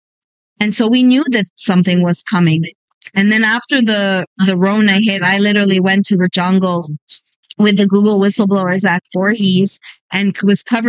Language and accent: English; Montreal, Quebec, Canada; moved away as an adult; also born or lived in California; now in United States; I hail from Montreal, Canada